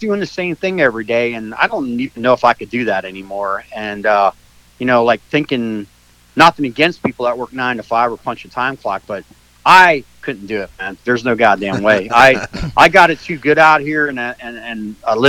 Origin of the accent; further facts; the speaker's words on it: Pennsylvania, United States; moved away as an adult; now in Florida, United States; I grew up in Pennsylvania, but spent a lot of my adult life here in Florida